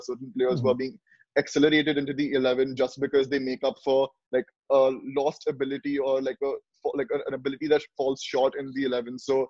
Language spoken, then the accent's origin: English; Mumbai, Maharashtra, India; I'm from Mumbai